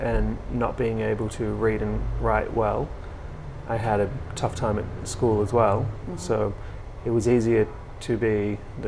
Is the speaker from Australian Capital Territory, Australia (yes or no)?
no; Melbourne, Victoria, Australia; also born or lived in England; I grew up in around Glenroy, Broadmeadows, those areas